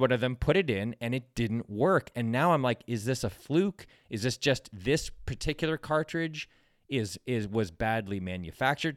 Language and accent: English; West Hartford, Connecticut, United States; When I was a kid, there was a C V S in my hometown that was, uh, about five blocks away. for, in West Hartford, Connecticut